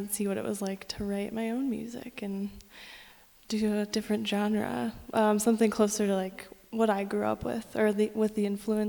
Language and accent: English; San Diego, California, United States; moved away as an adult; now in Denver, United States; No, I am from California. I grew up in San Diego.